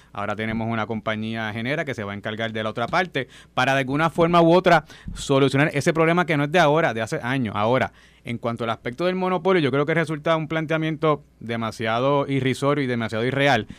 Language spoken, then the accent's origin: Spanish; Puerto Rico; nosotros como puertorriqueños